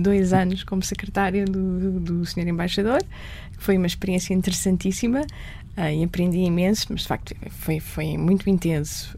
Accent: Lisbon, Portugal; As minhas recordações mais antigas são já em Lisboa, num restaurante que nós tínhamos por baixo da nossa casa

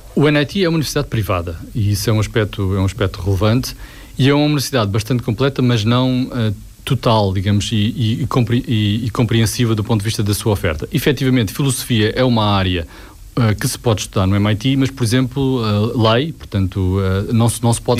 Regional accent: Portugal; é aquilo que eu sou, português

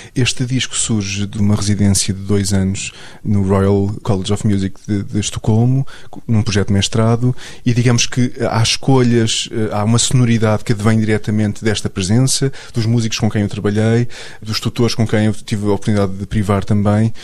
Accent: Portugal; o meu A D N enquanto português

